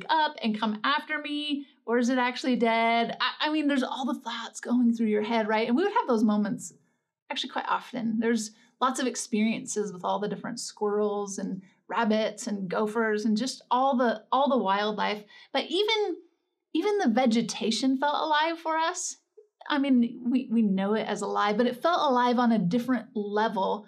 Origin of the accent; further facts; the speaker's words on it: Northern California, United States; I grew up in Northern California, right on the border of Oregon